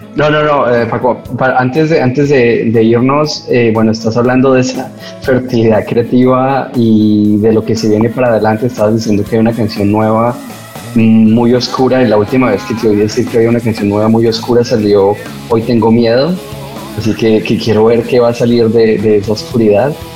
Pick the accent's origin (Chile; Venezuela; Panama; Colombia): Colombia; así lo llamamos los colombianos